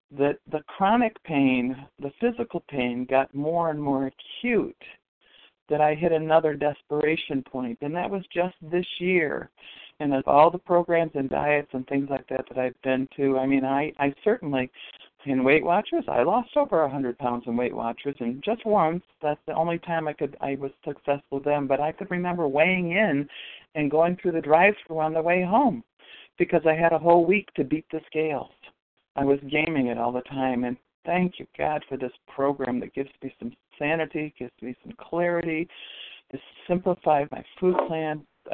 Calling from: Western New York, United States; I'm calling from Western New York

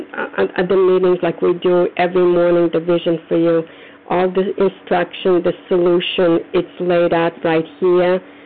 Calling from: Foxborough, Massachusetts, United States; I'm calling from Foxborough, Massachusetts.

